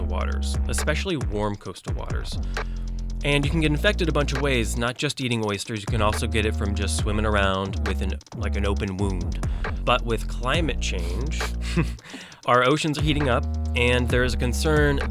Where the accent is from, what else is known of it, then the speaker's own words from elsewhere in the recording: Texas, United States; now in New Orleans, United States; I grew up in Texas where we just didn't really eat them over there.